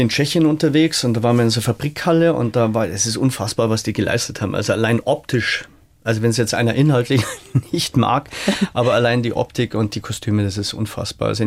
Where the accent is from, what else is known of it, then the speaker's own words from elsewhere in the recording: Rosenheim, Bavaria, Germany; wir haben ja in Rosenheim, wo ich herkomme, ein kleineres Herbstfest und das hat mir eigentlich völlig gereicht.